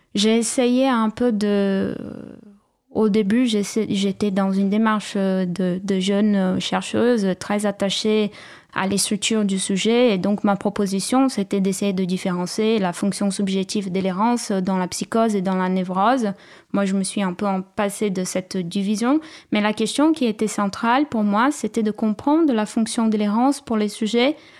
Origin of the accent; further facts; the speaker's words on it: São Paulo, Brazil; French is a second language; moved away; also born or lived in Cambuí, Minas Gerais, Brazil; je suis née à, à São Paulo, mais la famille de ma mère venait d'un village à la montagne, dans la région de Minas Gerais